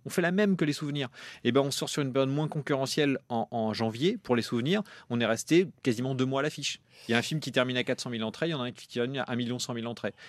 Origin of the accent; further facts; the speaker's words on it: Normandy, France; en Normandie, là où j'ai grandi